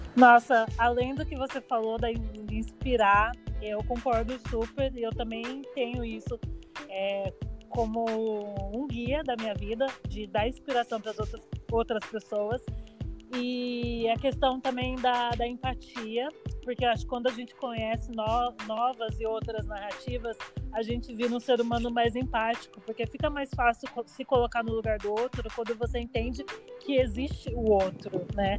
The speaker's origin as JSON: {"language": "Portuguese", "town": "Barueri", "region": "São Paulo", "country": "Brazil", "tie": "born or raised there", "said": "Eu sou natural de Barueri, São Paulo, Zona Oeste."}